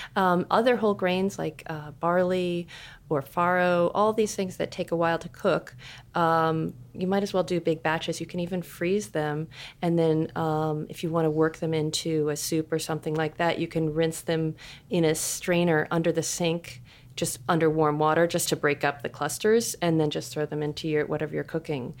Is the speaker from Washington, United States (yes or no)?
yes; Seattle, Washington, United States; I'm from Seattle.